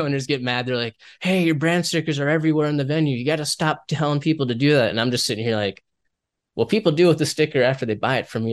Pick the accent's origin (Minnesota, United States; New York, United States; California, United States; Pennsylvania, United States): Minnesota, United States; I come from Minnesota.